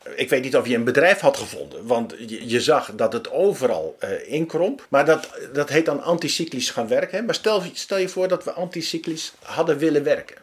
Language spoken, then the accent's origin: Dutch; Steenenkamer, Gelderland, Netherlands; ik kom zelf uit Stenenkamer oorspronkelijk.